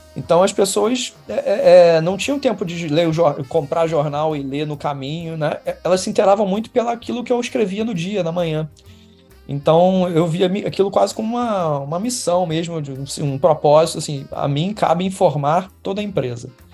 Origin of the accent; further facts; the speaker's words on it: Rio de Janeiro, Brazil; Carioca, nascido e criado no Rio de Janeiro, é. Zona Sul, Botafogo